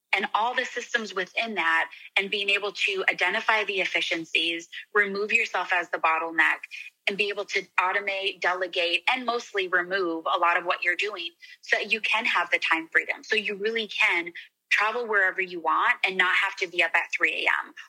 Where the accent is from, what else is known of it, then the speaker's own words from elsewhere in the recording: Arizona, United States; moved away; also born or lived in Scottsdale; I'm from Arizona